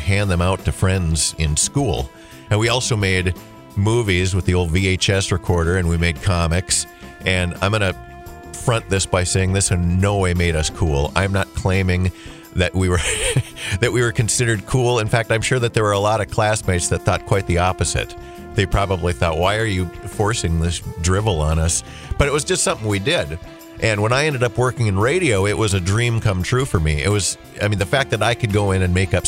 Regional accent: Holly, United States; born or raised there

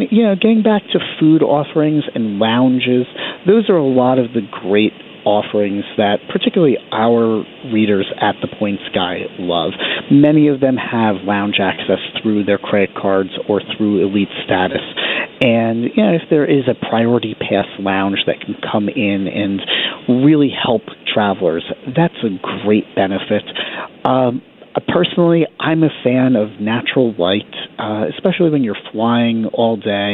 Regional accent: New York, United States; As a New Yorker

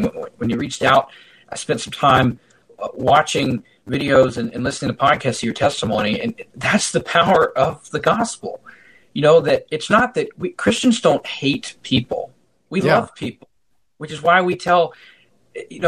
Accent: United States; as an American

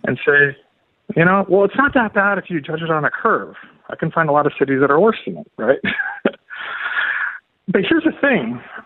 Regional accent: California, United States; moved away as an adult; now in St. Louis, United States; I was from California originally. I came here about 10 years ago.

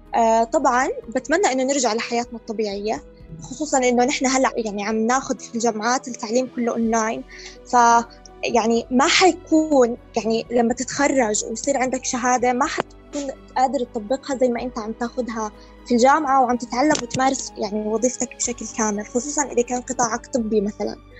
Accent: Jordan; عندنا في الاردن

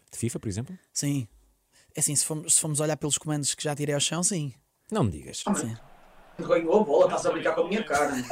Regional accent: Porto, Norte, Portugal; porque eu sou do Porto, um dragão, uma coisa fixe

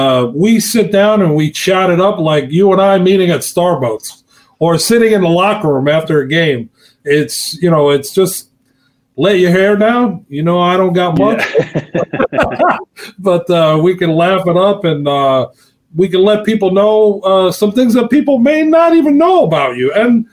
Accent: New York City, New York, United States; also born or lived in New Hyde Park, New York; my mom was from the Dominican Republic. So for us, we grew up in Queens until I was a fifth grader. Then we moved from Queens to New Hyde Park, and we were like the only Hispanics.

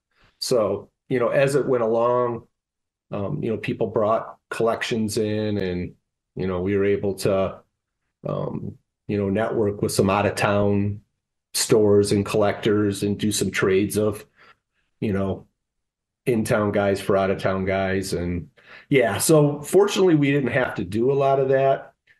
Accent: Detroit, Michigan, United States; I grew up in the Detroit area

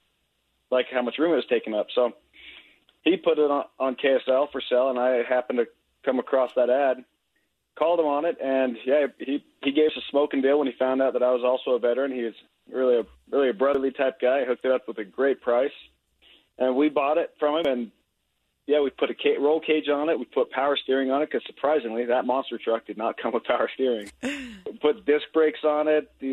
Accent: Moab, Utah, United States; I was actually born and raised in Moab

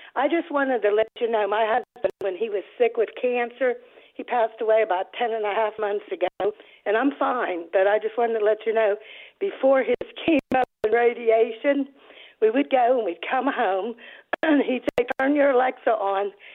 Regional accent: Pittsburgh, Pennsylvania, United States; moved away as an adult; now in Upper East Tennessee, United States; I am from Pittsburgh. I grew up in the Pittsburgh area

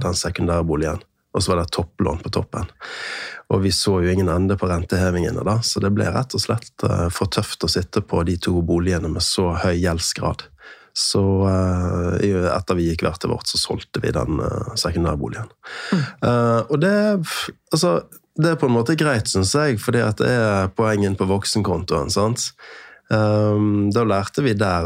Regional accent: Bergen, Vestland, Norway; also born or lived in Sunnmøre; now in Eastern Norway, Norway; jeg er fra Bergen. Uh, født og oppvokst halvveis der, og så flyttet vi med familien til Sunnmøre

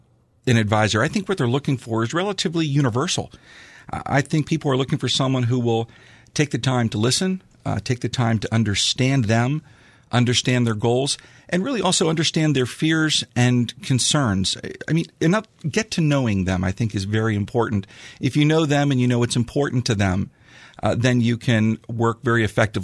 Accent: Franklin Park, Pennsylvania, United States; Well, you know, I'm local. I grew up here in Franklin Park, and my wife and I have a home now in Sarver

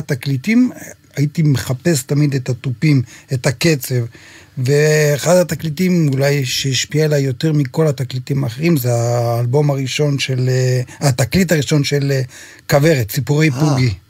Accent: Shamir, Northern District, Israel; moved away; גדלתי בקיבוץ, אבא שלי היה מנגן אקורדיון, ועד היום, מדי פעם שאני מגיע לבקר בקיבוץ

